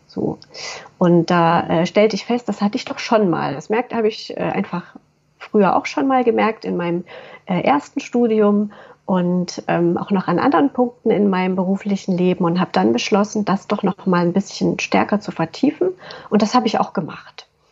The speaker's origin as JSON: {"language": "German", "town": "Waldbröl", "region": "North Rhine-Westphalia", "country": "Germany", "said": "ich komme aus Waldbröl, das ist eine kleine Stadt im Oberbergischen"}